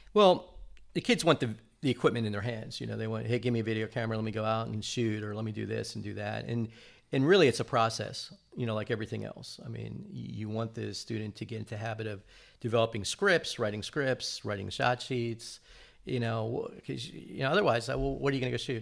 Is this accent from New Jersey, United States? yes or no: yes; New Jersey, United States; growing up in New Jersey